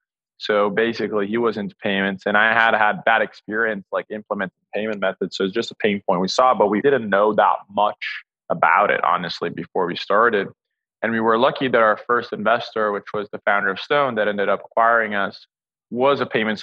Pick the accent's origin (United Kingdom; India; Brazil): Brazil; just outside of São Paulo; Originally, I'm born and raised in Brazil, just outside of São Paulo.